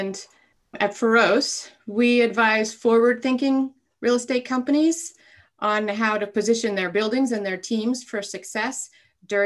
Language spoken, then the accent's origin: English; Alaska, United States; I grew up in Alaska